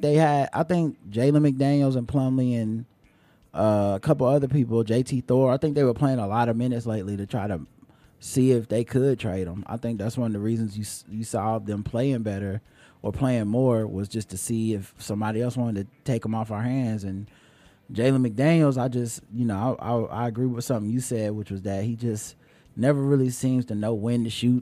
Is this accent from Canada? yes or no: no; Jamaica; I'm Jamaican.